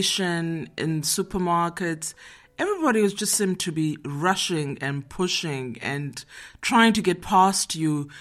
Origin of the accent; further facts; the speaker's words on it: Johannesburg, Gauteng, South Africa; moved away as an adult; now in Netherlands; I'm from Johannesburg, South Africa. I'm living in Holland now for 15 years.